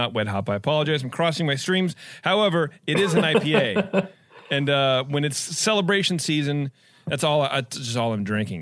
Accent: Livermore, California, United States; also born or lived in Concord; now in Oakley, United States; I'm from Livermore. I grew up in the area

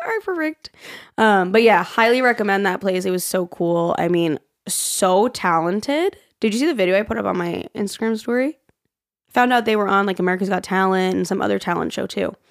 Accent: New York, United States; coming from being a New Yorker was the diversity.

